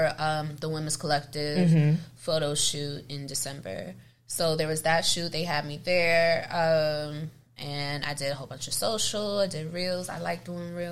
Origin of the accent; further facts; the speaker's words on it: New York City, New York, United States; I'm from Harlem.